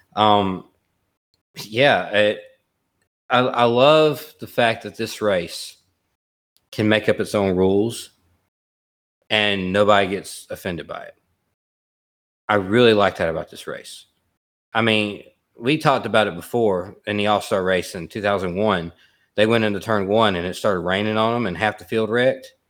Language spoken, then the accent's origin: English; Alabama, United States; I'm from Alabama, and I've been to Talladega a lot of times